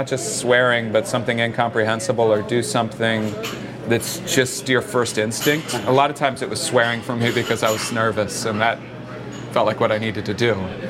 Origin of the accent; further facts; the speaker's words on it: Oklahoma, United States; moved away; also born or lived in Connecticut; You know, I moved to Connecticut from Oklahoma.